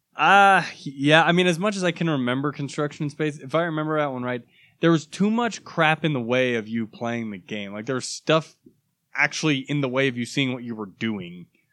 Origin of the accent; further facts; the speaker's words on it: United States; I am an American